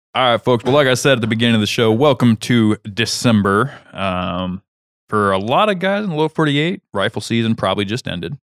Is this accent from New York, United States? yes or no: no; Kansas, United States; moved away; my home state, Kansas